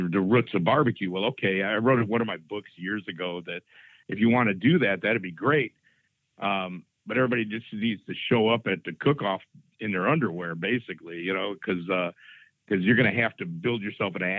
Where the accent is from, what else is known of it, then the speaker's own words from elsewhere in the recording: Chicago, Illinois, United States; moved away; I grew up in Chicago